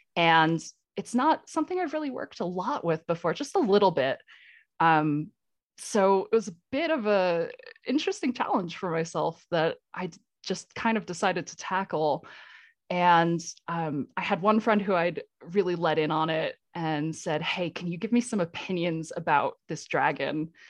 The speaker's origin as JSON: {"language": "English", "region": "Vermont", "country": "United States", "tie": "born or raised there", "moved": "as an adult", "lives_now": "Colorado, United States", "said": "I'm in Colorado now, but I, I grew up in New England in Vermont."}